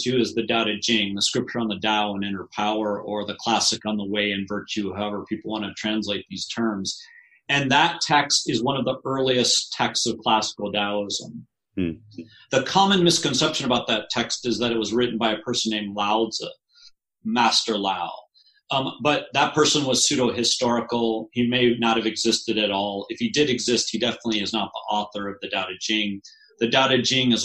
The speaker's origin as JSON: {"language": "English", "town": "Detroit", "region": "Michigan", "country": "United States", "tie": "born or raised there", "said": "I was born in Detroit, Michigan"}